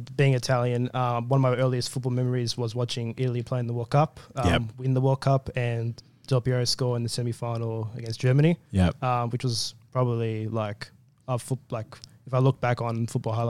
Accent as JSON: {"language": "English", "town": "Sydney", "region": "New South Wales", "country": "Australia", "tie": "born or raised there", "said": "I was born and raised in Western Sydney."}